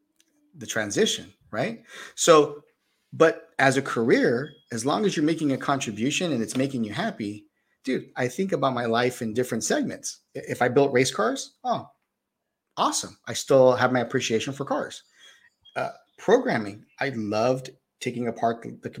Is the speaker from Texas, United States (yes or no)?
no; Bay Area, California, United States; moved away; I came from the Bay Area also. So as a kid growing up, we learned programming